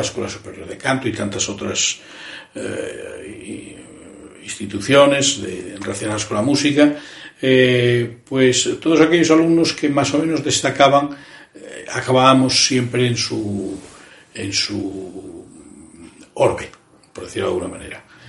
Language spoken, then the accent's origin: Spanish; Cangas de Narcea, Asturias, Spain; also born or lived in Pichán; now in Madrid, Spain; yo soy un asturiano, emigrante eh, y músico